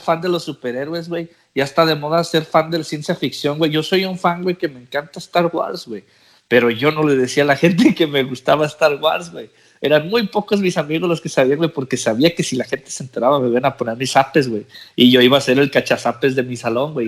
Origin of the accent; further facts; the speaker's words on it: Mexico; first language English; moved away as an adult; now in United States; Yo nací en Estados Unidos y me fui para México. Me llevó mi mamá para México. Pues por ciertas situaciones, güey. Me fui de cinco años.